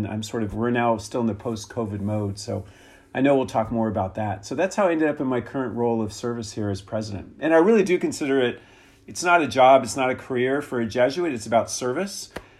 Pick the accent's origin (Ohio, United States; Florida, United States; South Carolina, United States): Florida, United States; South; moved away as an adult; also born or lived in Washington, D.C.; now in Santa Clara, United States; I'm from the East Coast. I grew up in South Florida and went to Georgetown for college.